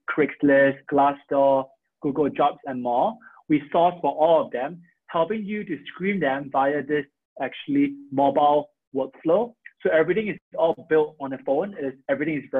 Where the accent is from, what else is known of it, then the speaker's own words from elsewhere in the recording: Singapore; moved away as an adult; now in United States; I'm from Singapore. So I came to the US where I actually went to Harvard and also MIT for school